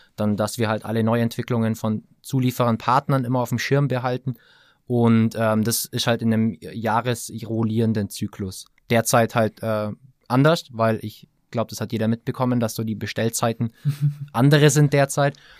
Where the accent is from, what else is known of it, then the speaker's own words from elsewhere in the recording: Allgäu, Bavaria, Germany; ich äh, gebürtiger Allgäuer bin